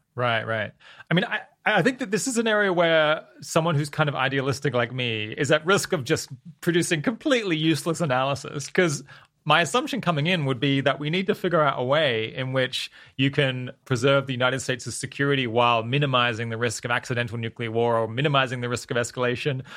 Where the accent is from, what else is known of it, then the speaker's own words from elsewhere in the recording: Australia; I'm Australian